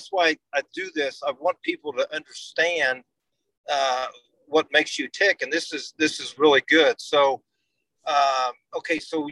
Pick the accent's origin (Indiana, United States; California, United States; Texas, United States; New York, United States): Indiana, United States; I'm from Indiana and we live in Indiana